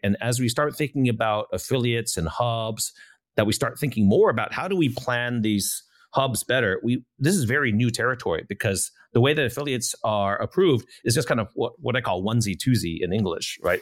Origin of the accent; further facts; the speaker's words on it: United States; being an American